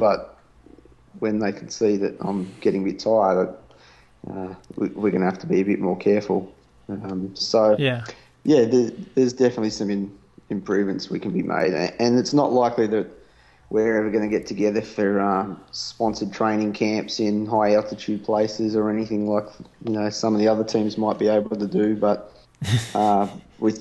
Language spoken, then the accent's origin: English; Australia; accent: Australian; my Australian accent